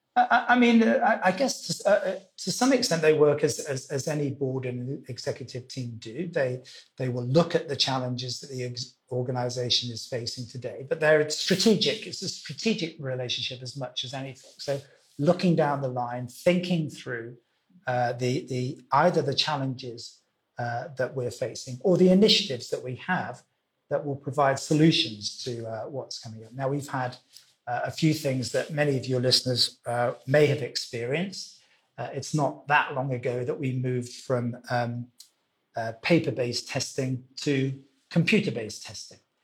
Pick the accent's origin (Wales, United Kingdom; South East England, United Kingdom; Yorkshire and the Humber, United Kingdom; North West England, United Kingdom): Wales, United Kingdom; also born or lived in London / Zurich / Miami / Singapore; now in Hong Kong; I was born in Wales, uh, which is the western country of the of the UK.